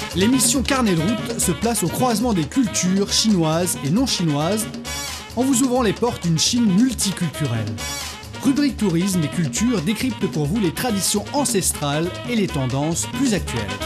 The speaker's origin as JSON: {"language": "French", "country": "Algeria", "said": "je viens d'Algérie"}